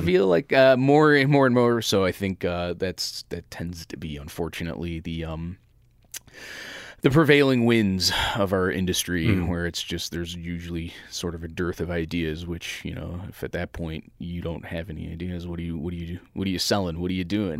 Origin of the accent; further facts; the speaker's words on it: Chicago, Illinois, United States; This is my hometown.